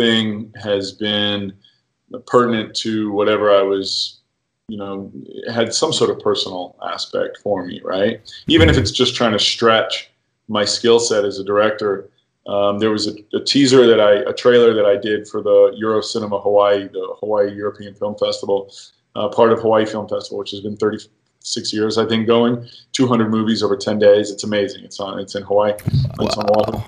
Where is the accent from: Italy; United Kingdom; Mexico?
United Kingdom; as a British boy